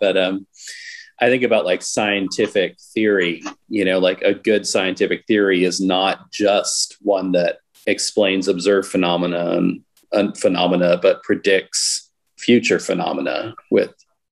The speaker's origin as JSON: {"language": "English", "town": "Fall River", "region": "Massachusetts", "country": "United States", "tie": "born or raised there", "said": "I was born in Fall River, the same town as Lizzie Borden"}